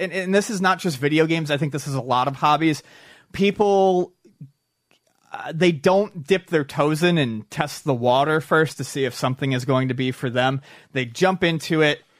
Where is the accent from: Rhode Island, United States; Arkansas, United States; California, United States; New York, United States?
New York, United States; Buffalo; growing up in Buffalo, I went to Canada's Wonderland a lot